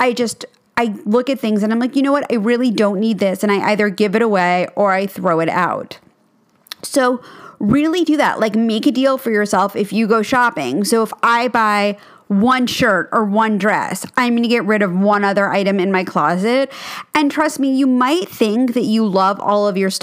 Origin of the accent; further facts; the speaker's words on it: New York City, New York, United States; I grew up in New York City, and our apartment was about 2,000 square feet, which, again, is very big for New York